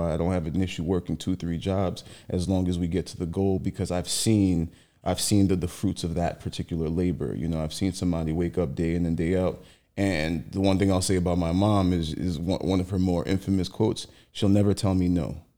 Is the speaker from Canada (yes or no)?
no; Haiti; also born or lived in San Francisco, California; now in New York, United States; I was actually born out there. I came to the States when I was about 6 years old.